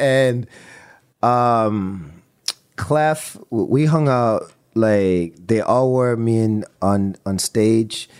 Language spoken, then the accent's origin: English; Toronto, Ontario, Canada; we're from Toronto